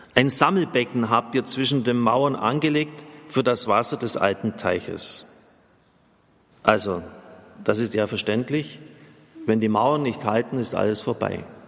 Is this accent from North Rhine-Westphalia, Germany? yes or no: no; near Maria Vesperbild, Bavaria, Germany; ich bin in der Nähe von Maria Vesperbild aufgewachsen